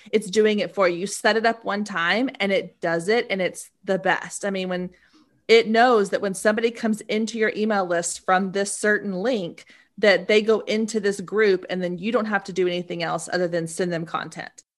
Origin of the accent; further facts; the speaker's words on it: Waco, Texas, United States; moved away; I grew up in Waco, Texas